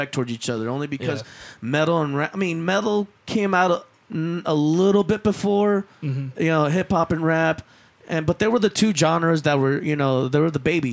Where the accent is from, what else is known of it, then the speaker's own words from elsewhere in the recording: El Centro, California, United States; I grew up in El Centro